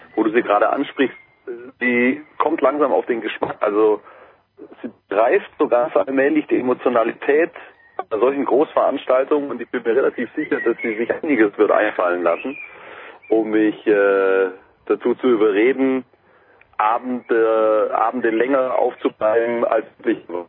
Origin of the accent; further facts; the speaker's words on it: Ehingen, Baden-Württemberg, Germany; Ich komme aus Ehingen, Ehingen, 25.000 Einwohner, etwa 25 Kilometer südwestlich gelegen von Ulm